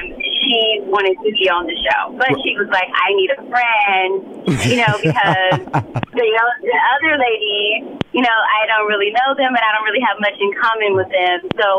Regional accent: Compton, California, United States; I'm always screaming to the mountaintop that I'm from Compton, because I want them to see.

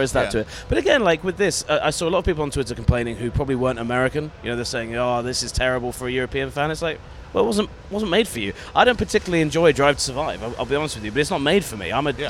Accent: United Kingdom; we're British.

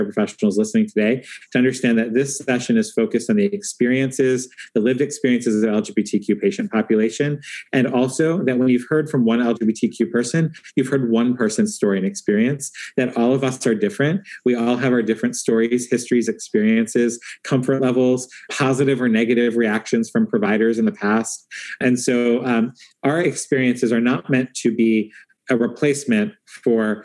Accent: Allentown, Pennsylvania, United States; I'm from Allentown, Pennsylvania on unceded Lenape land.

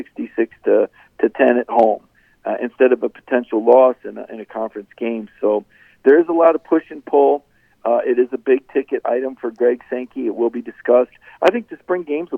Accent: the South, United States; I was born in the South

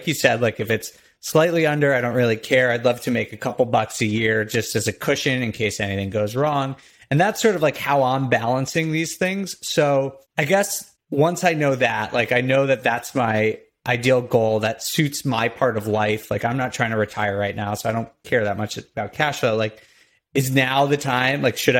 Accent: United States; I grew up in right outside New York City.

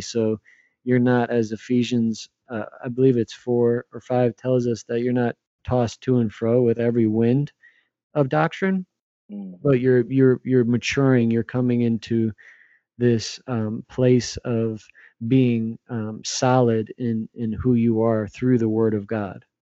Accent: New Jersey, United States; moved away as an adult; now in New York City, United States; I grew up in New Jersey, about an hour and a half from Manhattan

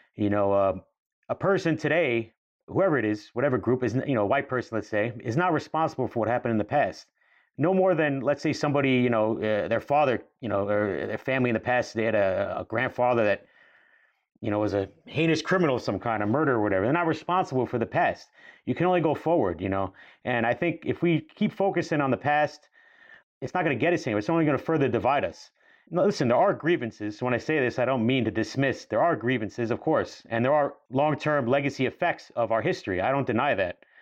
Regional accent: New York, United States; we grew up in New York in the nineties, even on Staten Island

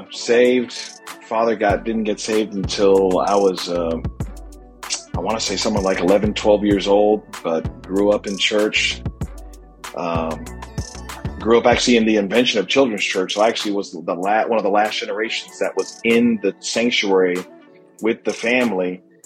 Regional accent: Massachusetts, United States; now in Florida, United States; When we moved from Massachusetts to Florida. So I'm trying to, like Paul said, you know, be all things to all men. I'm trying to acquire every card that I can. So I got my Yankee card because I was born up north.

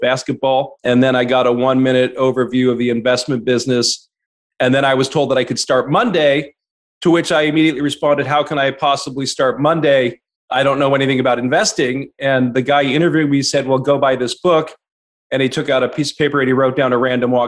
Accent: San Francisco Bay Area, California, United States; also born or lived in Arizona; I was born and raised here in the San Francisco Bay Area

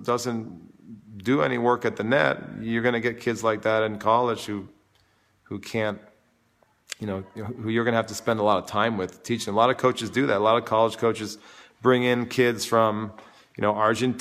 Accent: New York City, New York, United States; also born or lived in Vermont; I grew up in New York, and I live in New York all the time

